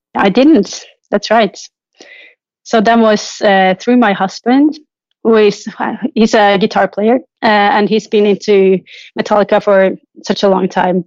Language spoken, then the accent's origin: English; Trondheim, Trøndelag, Norway; moved away; I'm traveling to my hometown, Trondheim